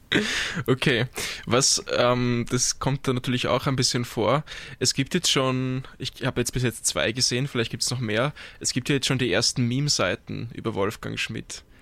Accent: Vienna, Austria; Als Wiener

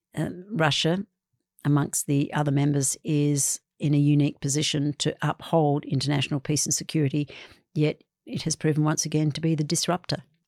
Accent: Western Australia, Australia; I come from Western Australia.

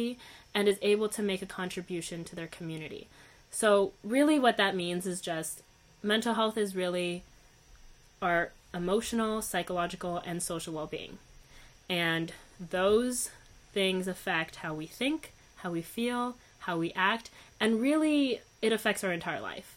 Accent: Canada; also born or lived in Uruguay; I wasn't born in Canada. I was born in Uruguay. But I was 2 years old

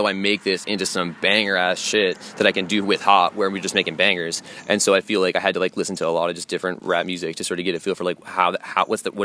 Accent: Cleveland, Ohio, United States; also born or lived in Hudson, Ohio; I grew up on the west side, like West 25th

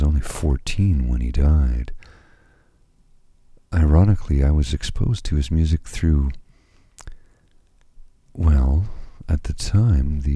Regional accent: Canada; being a Canadian

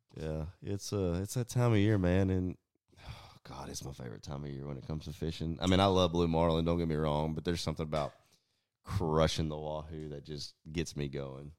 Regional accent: Southeast Texas, United States; I'm from Southeast Texas

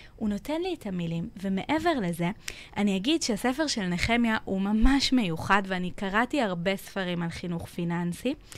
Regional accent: Israel; אנחנו כישראלים

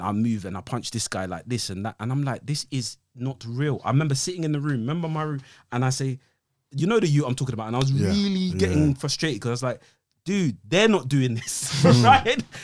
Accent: London, United Kingdom; I'm an East Londoner

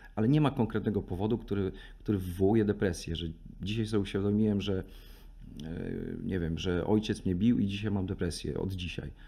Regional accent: Raczki, Podlaskie Voivodeship, Poland; moved away; sam pochodzę z mojego miasta, z mojego miasteczka czy miejscowości

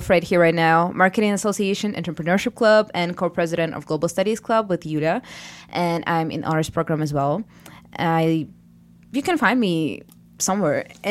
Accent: Ukraine; moved away as an adult; now in Alfred, United States; we are from Ukraine, two of us here

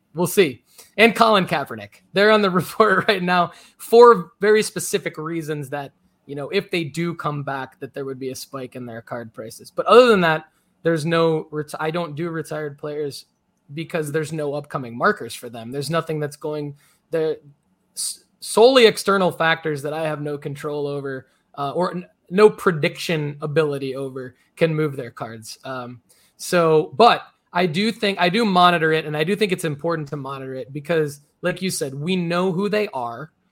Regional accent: Detroit, Michigan, United States; I grew up in Detroit.

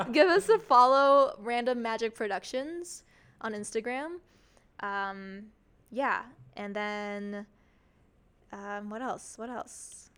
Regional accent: Florida, United States; moved away as an adult; also born or lived in Chicago; I was born here in Florida and I went to Chicago to pursue a Bachelor of Arts in Musical Theater

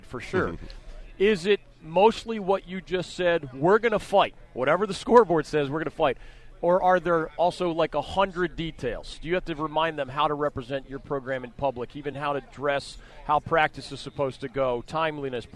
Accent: Pennsylvania, United States; also born or lived in Philadelphia area; my home state of Pennsylvania

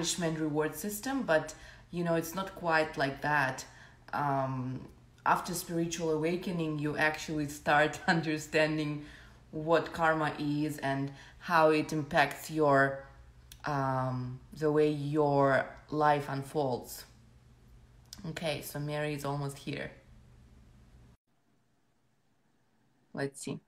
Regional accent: Ukraine; I'm from Ukraine.

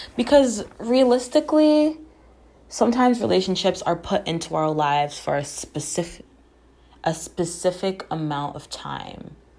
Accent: Jamaica; I am Jamaican.

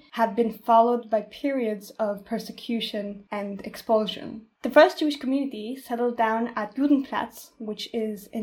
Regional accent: Vienna, Austria; I was born and raised in Vienna most of my life.

